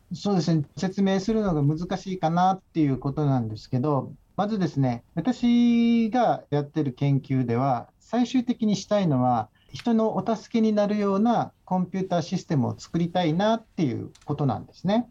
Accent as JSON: {"language": "Japanese", "region": "Okinawa", "country": "Japan", "tie": "born or raised there", "said": "出身は沖縄県"}